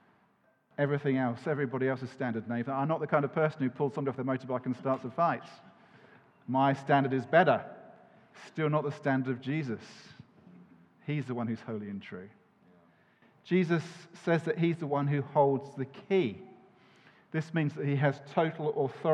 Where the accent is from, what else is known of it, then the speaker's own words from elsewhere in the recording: United Kingdom; we're British